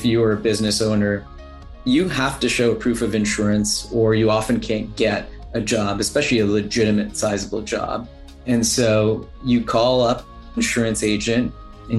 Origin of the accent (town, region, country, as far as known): New Jersey, United States; born or raised there; also born or lived in Wembley, London, United Kingdom